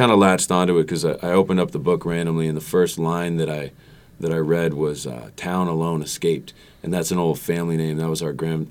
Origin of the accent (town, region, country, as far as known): Maine, United States